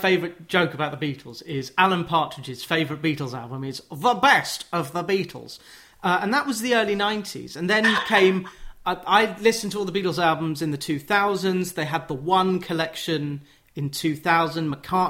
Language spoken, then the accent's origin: English; London, United Kingdom; I grew up in the Jewish community of northwest London